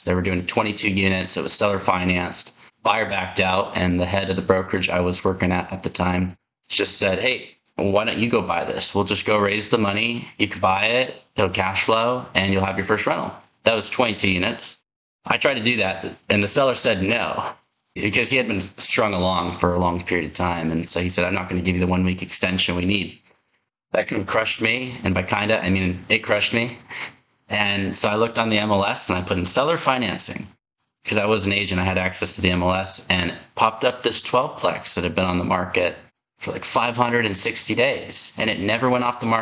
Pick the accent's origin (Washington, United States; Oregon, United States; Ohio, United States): Washington, United States; my home state of Washington